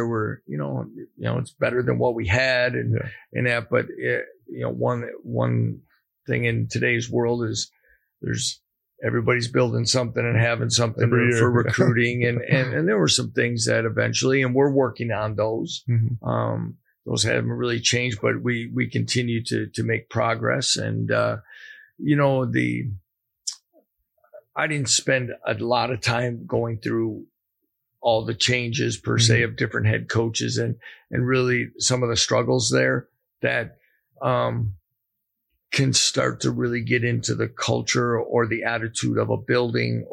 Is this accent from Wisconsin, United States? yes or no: yes; Wisconsin, United States; moved away as an adult; also born or lived in Nebraska / Buffalo; now in Lawrence, Kansas, United States; growing up in Wisconsin